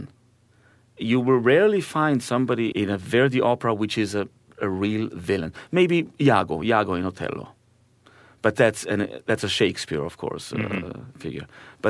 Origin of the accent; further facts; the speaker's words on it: Israel; first language Hebrew; English is a second language; now in Austria; My mother tongue is Hebrew